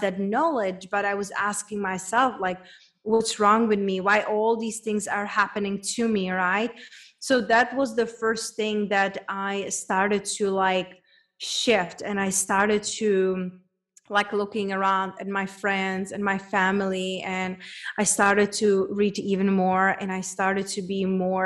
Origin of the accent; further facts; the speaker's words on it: Czechia; English is a second language; moved away as an adult; also born or lived in Spain / London / United States; now in Mexico; It's a girl from small town back in Czech Republic. Hence, that's where my accent is from